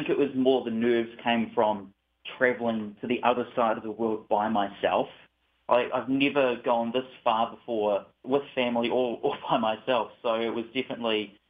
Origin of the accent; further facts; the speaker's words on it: New Zealand; moved away as an adult; now in United States; "Oh, where are you from?" And I say, "New Zealand." "I love your accent."